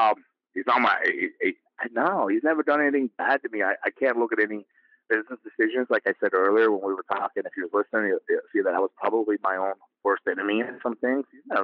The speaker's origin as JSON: {"language": "English", "town": "Brooklyn", "region": "New York", "country": "United States", "said": "I'm a boy, I'm from Brooklyn."}